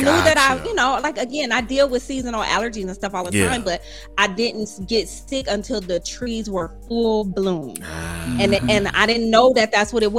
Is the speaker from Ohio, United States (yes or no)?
yes; Toledo, Ohio, United States; moved away; I am from Toledo, Ohio. Flatlands